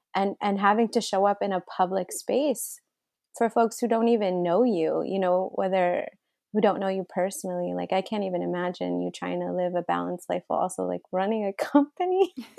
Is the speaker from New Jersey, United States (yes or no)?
no; Flint, Michigan, United States; born or raised there; also born or lived in Riyadh, Saudi Arabia